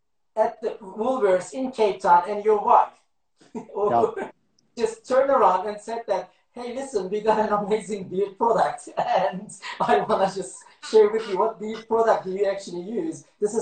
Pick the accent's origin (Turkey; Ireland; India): Turkey; Eastern Turkey; also born or lived in Istanbul; now in South Africa; I was born in Istanbul, but grew up in east of Turkey, 150 kilometers far from the Iranian border.